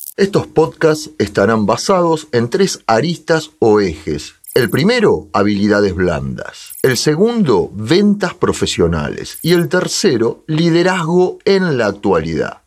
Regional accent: Argentina; moved away as an adult; now in Spain; soy argentino y recién llegado a España

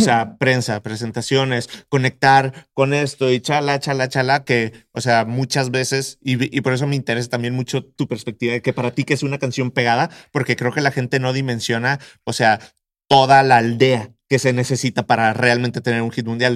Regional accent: Monterrey, Nuevo León, Mexico; yo soy de Monterrey

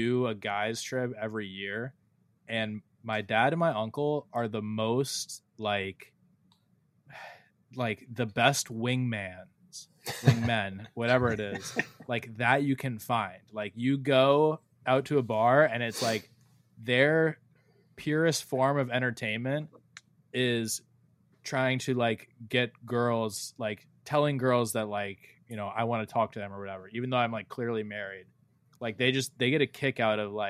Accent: United States; accent: American; my American accent

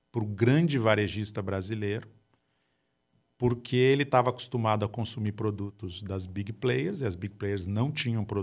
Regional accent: Gaúcho, Rio Grande do Sul, Brazil; Eu sou gaúcho do lado vermelho

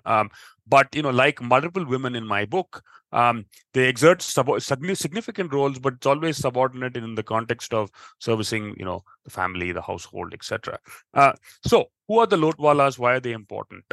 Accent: United States; growing up in the us

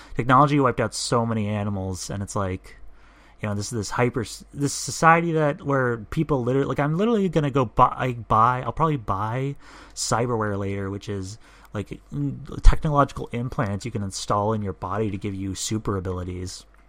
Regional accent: United States; I'm an American

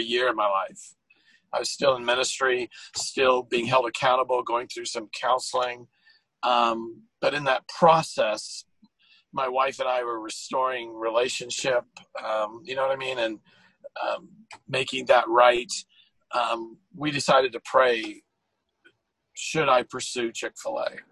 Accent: California, United States; now in Virginia, United States; I'm a Californian

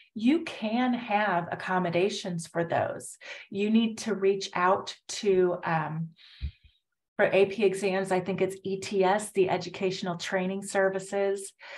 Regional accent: Indiana, United States; now in Houston, United States; I grew up in Indiana. Um, uh, kind of near Chicago, but in Indiana

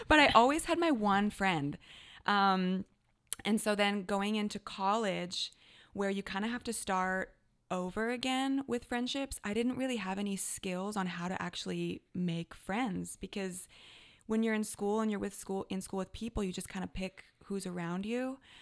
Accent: Canada; now in Redding, United States; I am Canadian-born

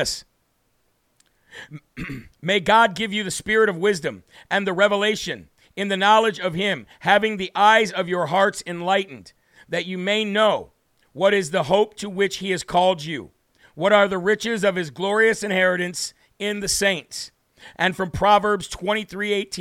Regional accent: United States; I'm not British. I'm American

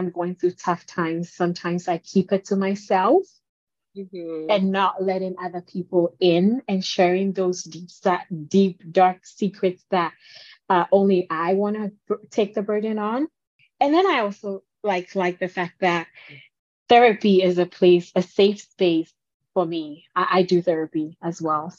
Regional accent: Ghana; I'm from Ghana

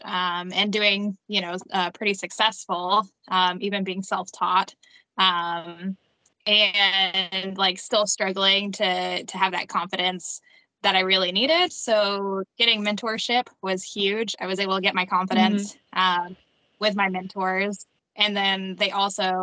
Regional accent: San Antonio, Texas, United States; I grew up in San Antonio

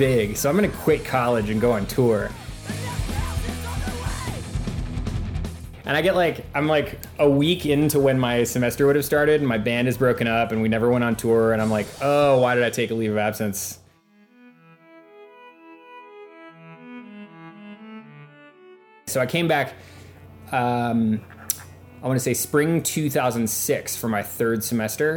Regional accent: Oberlin, Ohio, United States; now in Cleveland, United States; I grew up in Oberlin

